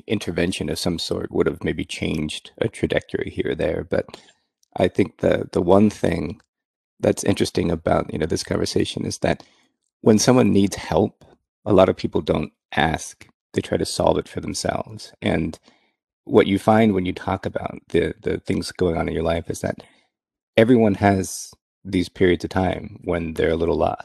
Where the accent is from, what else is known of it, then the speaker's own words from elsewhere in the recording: Bay Area, California, United States; I grew up in the Bay Area